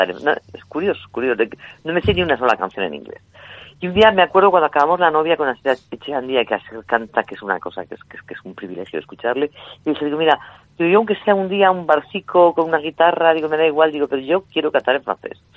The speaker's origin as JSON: {"language": "Spanish", "region": "Zaragoza / Aragon", "country": "Spain", "said": "porque es de mi tierra"}